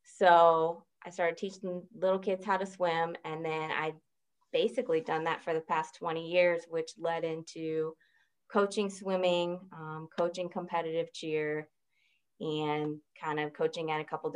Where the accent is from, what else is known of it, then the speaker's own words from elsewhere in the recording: St. Petersburg, Florida, United States; I grew up in St. Petersburg, Florida